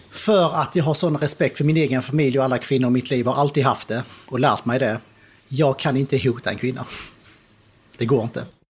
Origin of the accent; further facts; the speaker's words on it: Skåne, Sweden; also born or lived in Kristianstad / United States; Ja, jag är född nere i Skåne, på Kristianstad BB. Uh, uppväxt i Sverige, nere i Skåne, nästan hela uppväxten utom två och ett halvt år som jag gick i skola i USA